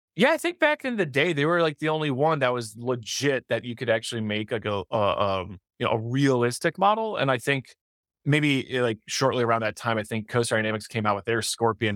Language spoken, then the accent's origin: English; Detroit, Michigan, United States; I'm I'm from Detroit